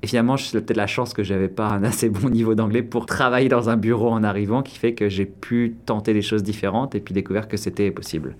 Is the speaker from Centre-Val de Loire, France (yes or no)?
yes; Orléans, Centre-Val de Loire, France; first language French; moved away as an adult; also born or lived in Paris, France; now in Toronto, Canada; j'ai grandi donc euh, en France, euh, à Orléans